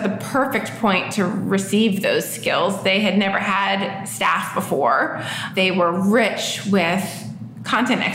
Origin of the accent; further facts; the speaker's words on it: Florida, United States; moved away as an adult; also born or lived in New York; now in Virginia, United States; I'm originally from New York. I grew up in Florida, and I moved to Virginia about 18 years ago.